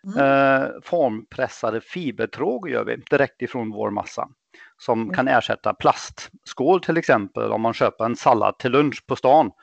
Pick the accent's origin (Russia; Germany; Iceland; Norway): Germany; Swedish is a second language; moved away; also born or lived in England; Jag är född och uppvuxen i Tyskland